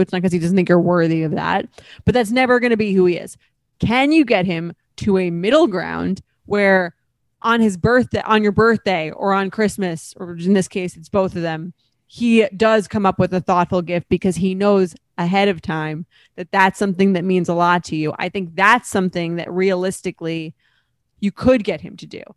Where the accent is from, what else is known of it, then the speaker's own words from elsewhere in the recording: Long Island, New York, United States; now in New York City, United States; I'm from Long Island, so, and I live in New York City